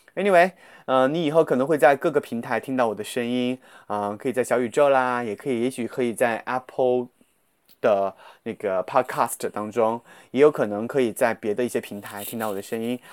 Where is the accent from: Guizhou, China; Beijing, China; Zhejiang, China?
Guizhou, China; accent: Guizhou dialect; 这就是我的方言的问题，我老爱把一些贵州方言带到这个普通话里面